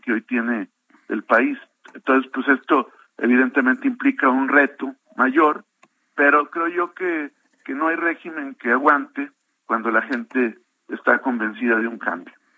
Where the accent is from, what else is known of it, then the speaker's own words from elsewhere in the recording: Coahuila, Mexico; como coahuilense y como ciudadano